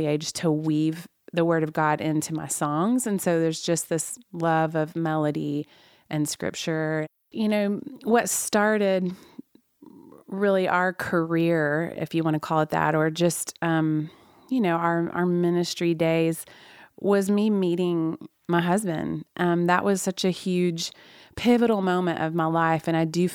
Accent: Oklahoma, United States; I was raised in Oklahoma

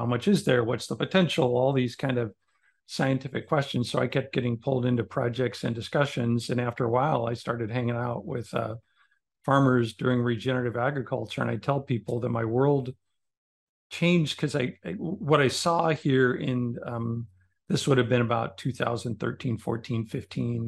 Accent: Omaha, Nebraska, United States; I grew up in Nebraska, but as a city kid in Omaha

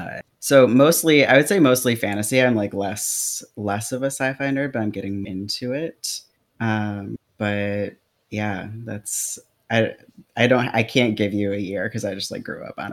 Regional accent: Michigan, United States; also born or lived in New Orleans, United States / Kentucky, United States; now in Portland, United States; I started in Michigan, went to New Orleans, moved to Kentucky, moved back

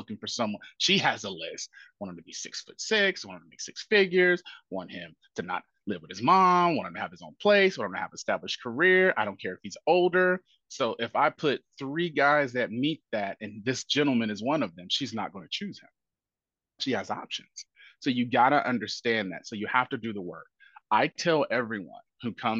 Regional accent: Indianapolis, Indiana, United States; now in Nashville, United States; my neighborhood growing up, it was a pool. I'm from Indianapolis, Indiana.

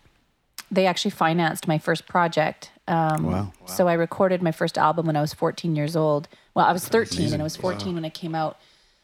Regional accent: Dauphin, Manitoba, Canada; I grew up in Dauphin, which is about 3.5 hours north of Winnipeg

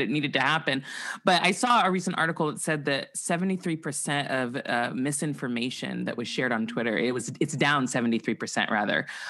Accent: Santa Barbara, California, United States; I grew up in Santa Barbara, California

